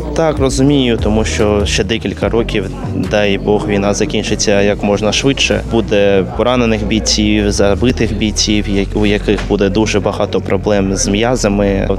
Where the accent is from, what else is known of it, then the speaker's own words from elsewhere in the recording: Balakliia, Kharkiv Oblast, Ukraine; moved away as an adult; now in Kharkiv, Ukraine; Я сам з Балаклії був Зараз переїхав у Харків.